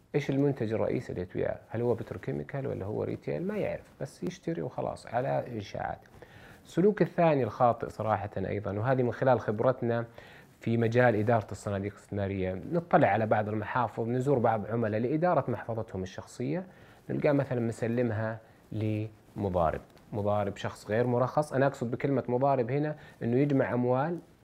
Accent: Saudi Arabia; عندنا في السعوديه

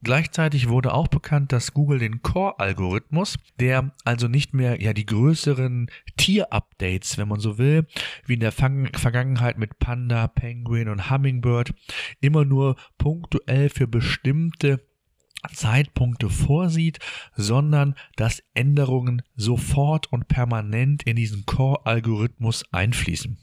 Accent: Germany; bei uns in Deutschland

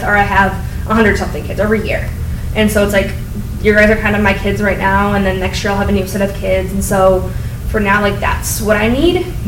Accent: Grand Rapids, Michigan, United States; also born or lived in Ann Arbor; now in Belleville, United States; I grew up in Grand Rapids

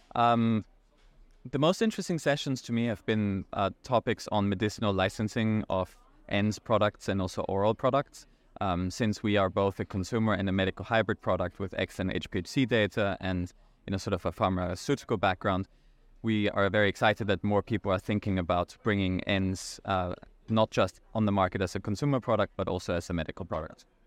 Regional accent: Vienna, Austria; now in New York City, United States; I'm originally from Austria, uh, from Vienna, but I live in the United States in New York City

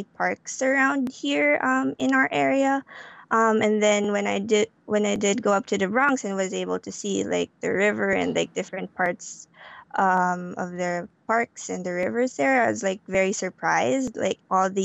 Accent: Philippines; moved away; I grew up in the Philippines, and I grew up in the city in the Philippines

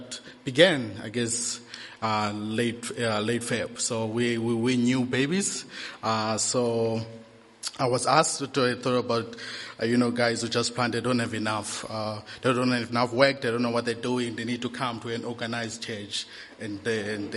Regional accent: Eastern Cape, South Africa; I'm a Xhosa from the Eastern Cape

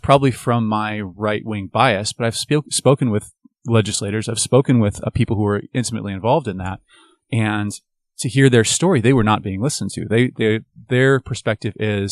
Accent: Bend, Oregon, United States; also born or lived in Portland, Oregon; I was born in Portland, moved to Bend when I was 7. Graduated from high school there.

